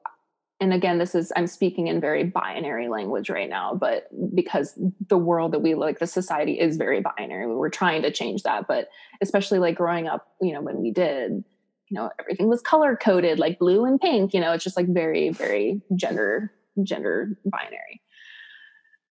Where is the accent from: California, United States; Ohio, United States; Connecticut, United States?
Ohio, United States; I grew up in Ohio.